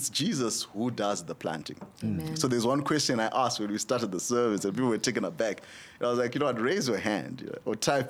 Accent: Zimbabwe; I'm from Zimbabwe

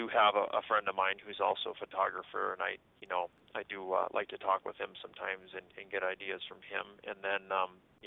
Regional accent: Park Rapids, Minnesota, United States; also born or lived in Nevis, Minnesota; now in Thief River Falls, United States; I grew up in the Park Rapids area and actually went to school in Nevis, a little town down that way

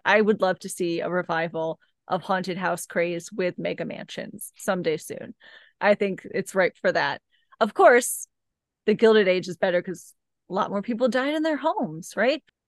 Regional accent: Missouri, United States; where you and I grew up in Missouri

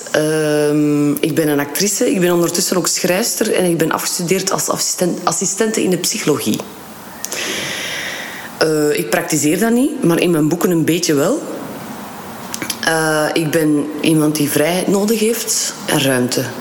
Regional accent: Kortrijk, West Flanders, Belgium; also born or lived in Leuven; now in Antwerp, Belgium; Ja, ik ben van Kortrijk.

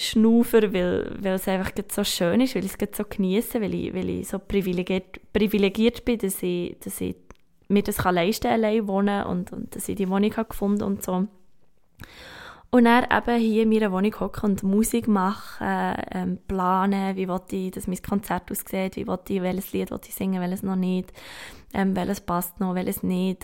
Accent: Gstaad, Bern, Switzerland; now in Bern, Switzerland; Ich bin ein Bergkind, ich komme aus, aus dem Sahnenland, aus Gstaad

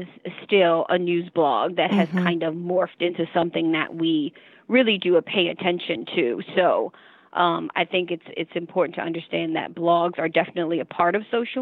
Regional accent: Baltimore, Maryland, United States; We grew up in Baltimore, still live in Baltimore

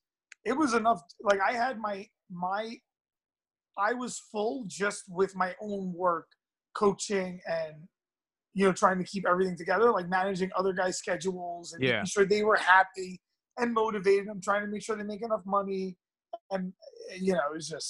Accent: New York City, New York, United States; I'm from Brooklyn. Yeah, I'm from Brooklyn.

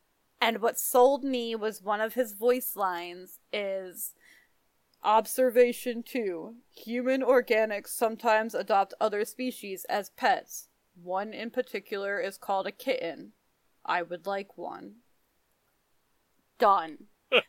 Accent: Philadelphia, Pennsylvania, United States; I'm from Philadelphia.

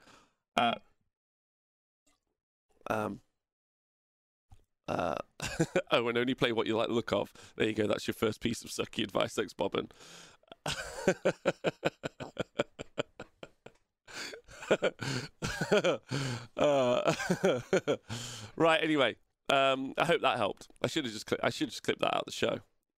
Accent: England, United Kingdom; I'm English

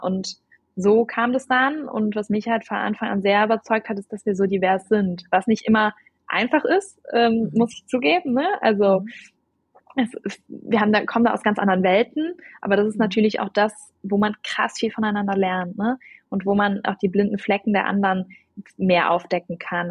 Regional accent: Germany; also born or lived in Cologne; ich bin Deutsche und lebe auch in Köln

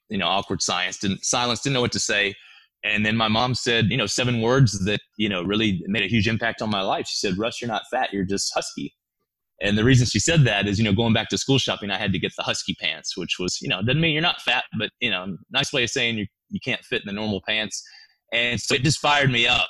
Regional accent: Birmingham, Alabama, United States; I grew up in Birmingham, Alabama

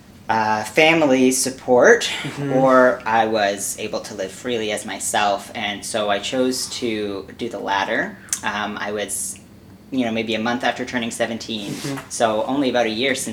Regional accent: Winnipeg, Manitoba, Canada; now in Toronto, Canada; I was born in Winnipeg, Manitoba

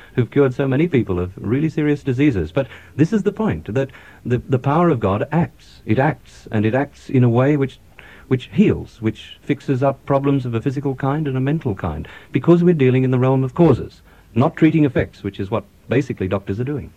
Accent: Australia; I'm Australian

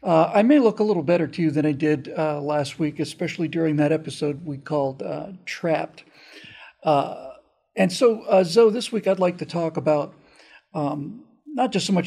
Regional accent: the South, United States; moved away; I grew up in the South with Krispy Kreme.

